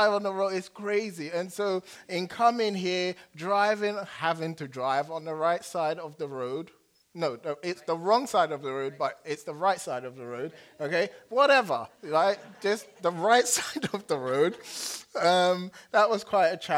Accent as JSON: {"language": "English", "region": "England", "country": "United Kingdom", "accent": "English", "moved": "yes", "lives_now": "United States", "said": "I turn on my English accent"}